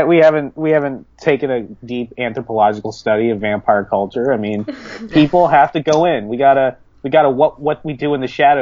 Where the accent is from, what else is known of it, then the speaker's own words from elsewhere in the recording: Virginia, United States; Yeah, I'm from Virginia.